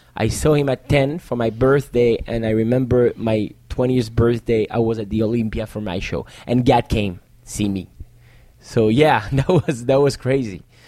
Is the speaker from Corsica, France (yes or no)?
no; Paris, Île-de-France, France; English is a second language; was born in Paris. Okay. And I'm the next generation. And my parents were born in Paris